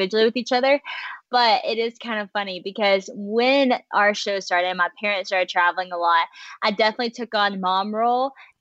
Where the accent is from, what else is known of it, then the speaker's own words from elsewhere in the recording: West Monroe, Louisiana, United States; I'm from West Monroe, Louisiana. That's where I currently am right now, too